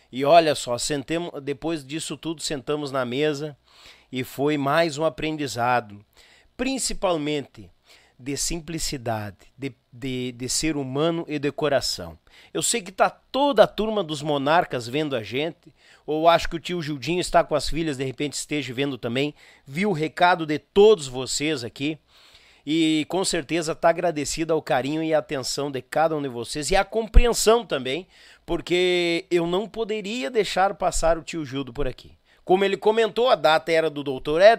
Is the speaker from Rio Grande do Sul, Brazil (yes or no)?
yes; Gravataí, Rio Grande do Sul, Brazil; Ele que tinha um encontro com as filhas aqui em Porto Alegre, na Grande Porto Alegre, a gente é de Gravataí.